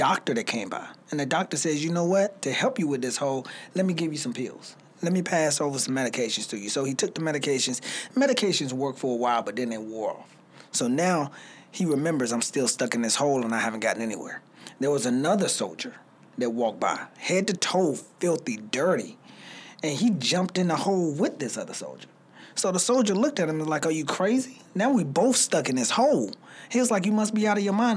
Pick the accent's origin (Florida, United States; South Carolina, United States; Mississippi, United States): South Carolina, United States; Spartanburg; now in Greenville, United States; I'm originally from Spartanburg, South Carolina, so Sparkle City, you know. So I came to Greenville by way of Spartanburg